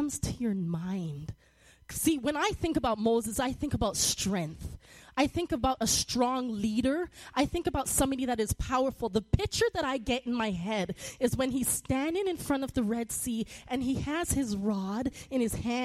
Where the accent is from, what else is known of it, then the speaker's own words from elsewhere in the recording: Toronto, Ontario, Canada; moved away; I grew up in Toronto, Canada, and we called it junior high in seventh and eighth grade.